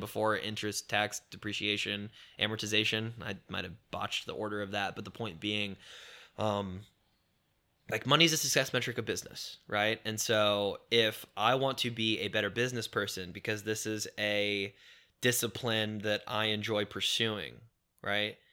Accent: Indiana, United States; also born or lived in Chicago, Illinois; when my dad did leave and we moved from Chicago to Indiana

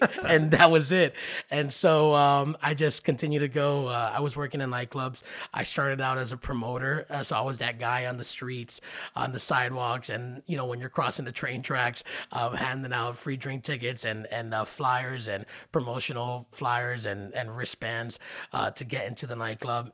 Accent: Miami, Florida, United States; also born or lived in Hollywood, Florida; born and raised in the Miami area, we moved to Hollywood in the middle of eleventh grade

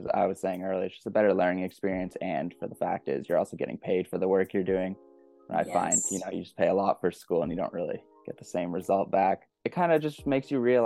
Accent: Georgetown, Ontario, Canada; I grew up in Georgetown, Ontario

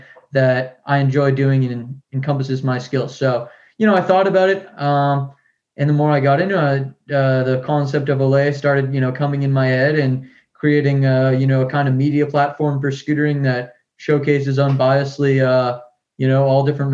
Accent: Peabody, Massachusetts, United States; I grew up in Massachusetts in a small town, suburb, kind of close to Boston, Peabody

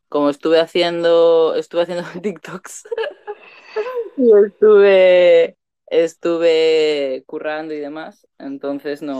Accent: Canary Islands, Spain; Ah, pues no, yo soy de Canarias, no de Andalucía.

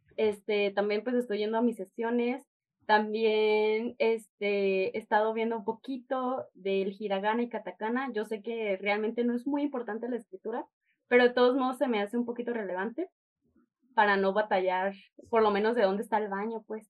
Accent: Chihuahua, Mexico; now in Guadalajara, Mexico; soy de Chihuahua

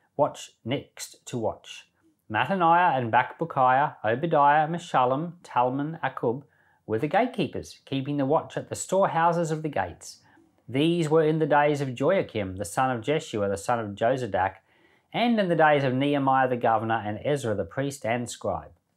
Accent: Rockhampton, Queensland, Australia; I remember when I was a kid, uh, we grew up in the Salvation Army until I was about ten. And I remember the Salvation Army built an aged care facility right here in Rockhampton

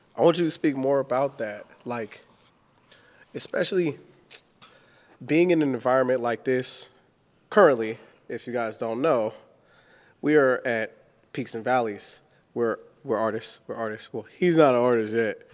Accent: Richmond, California, United States; I'm from the hood, like, I'm, I'm from Richmond, California

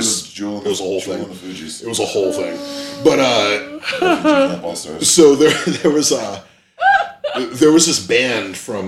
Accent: Bay Area, California, United States; growing up in the Bay Area

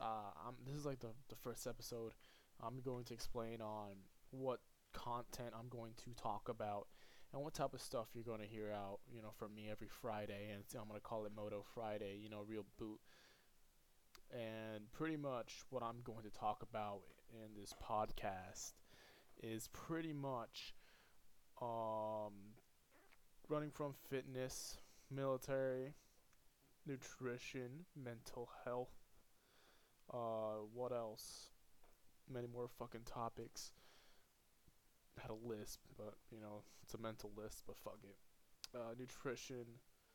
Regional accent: Puerto Rico; moved away; I'm from Puerto Rico

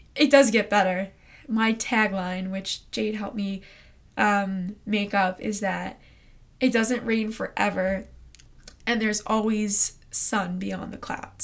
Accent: Long Island, New York, United States; I'm from Long Island, New York

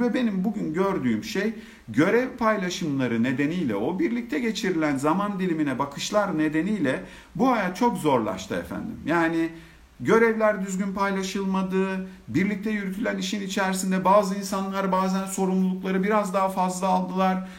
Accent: Antakya, Hatay, Turkey; now in Istanbul, Turkey; Ben bin dokuz yüz yetmiş dört yılında Hatay, Antakya'da doğdum

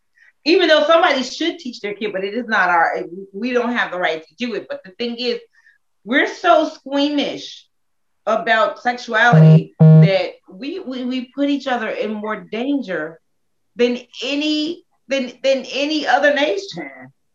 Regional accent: United States; It's so European, and I'm so American.

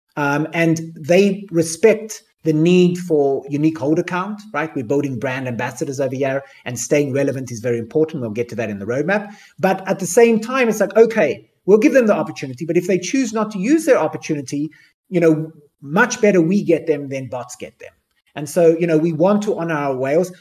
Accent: Cape Town, Western Cape, South Africa; I grew up in South Africa

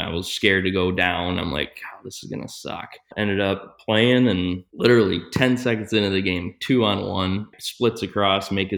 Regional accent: Grand Rapids, Michigan, United States; Growing up in Grand Rapids, born and raised

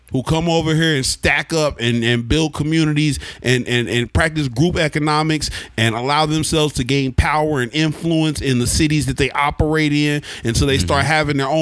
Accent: Oklahoma, United States; growing up in Oklahoma

